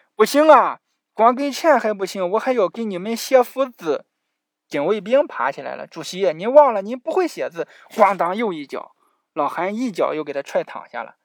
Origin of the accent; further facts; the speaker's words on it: China; 我们中国人，能吃饱饭真的是最近几十年才有的